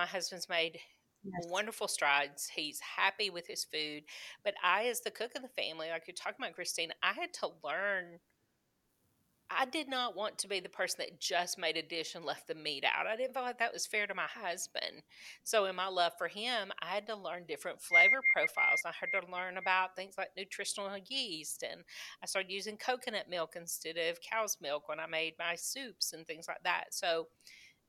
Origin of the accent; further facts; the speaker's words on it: the South, United States; I grew up in the South.